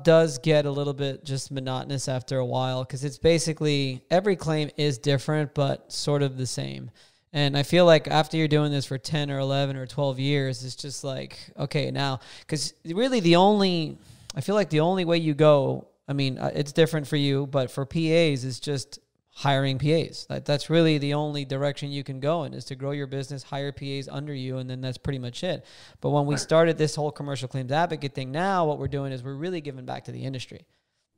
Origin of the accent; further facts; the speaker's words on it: Miami, Florida, United States; I'm from Miami